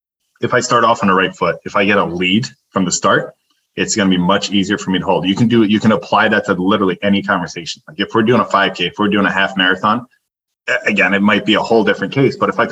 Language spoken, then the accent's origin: English; New Jersey, United States; Like, I grew up in Jersey. I'll do a bagel with cream cheese